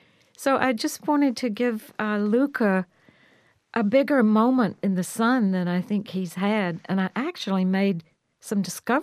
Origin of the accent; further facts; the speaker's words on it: the South, United States; now in San Francisco, United States; Well, I'm from the South and grew up with an almost identical kind of sense of community. But as a grown-up, I've lived in San Francisco